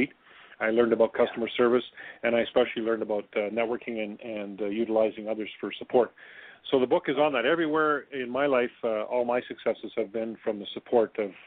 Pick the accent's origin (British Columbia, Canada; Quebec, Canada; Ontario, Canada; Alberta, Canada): Alberta, Canada; near Lethbridge; also born or lived in Thailand; we came back to my hometown, or near my hometown, a little bit bigger community called Lethbridge, Alberta